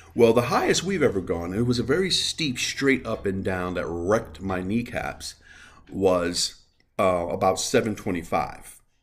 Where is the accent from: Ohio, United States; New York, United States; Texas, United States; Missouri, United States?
New York, United States; New York City; I am from the Bronx. I am from New York